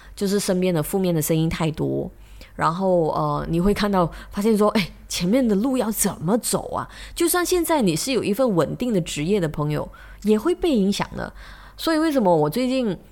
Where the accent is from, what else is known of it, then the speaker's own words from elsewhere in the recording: Malaysia; 我们马来西亚人